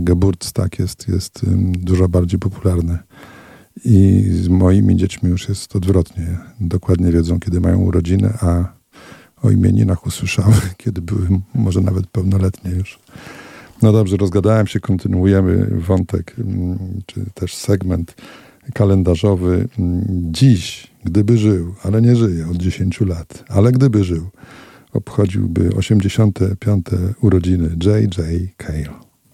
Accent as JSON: {"language": "Polish", "town": "Radom", "region": "Masovian Voivodeship", "country": "Poland", "moved": "as an adult", "lives_now": "Olsztyn, Poland", "said": "Ja pochodzę z Radomia"}